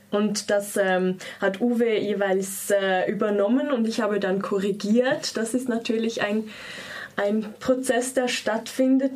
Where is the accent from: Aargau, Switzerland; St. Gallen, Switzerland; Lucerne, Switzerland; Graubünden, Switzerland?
Lucerne, Switzerland; ich komme auch aus Luzern